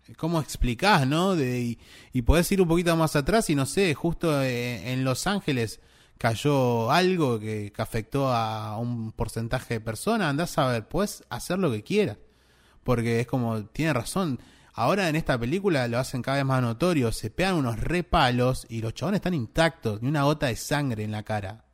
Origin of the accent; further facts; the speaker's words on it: Argentina; de donde somos nosotros, de Argentina